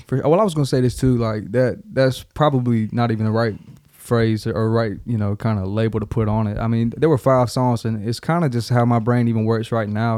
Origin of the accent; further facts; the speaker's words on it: Darlington, South Carolina, United States; moved away as an adult; also born or lived in Charleston, South Carolina / Columbia, South Carolina / Lexington, South Carolina; now in Nashville, United States; A little club called Carolina Nightlife, which is right there in Darlington, South Carolina